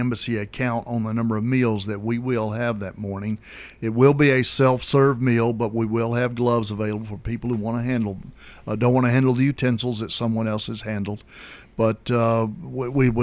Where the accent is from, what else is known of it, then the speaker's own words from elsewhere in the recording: Mobile, Alabama, United States; also born or lived in Albany, Georgia / Chicago / Oklahoma City / Nashville; now in Murfreesboro, United States; I grew up in Mobile, Alabama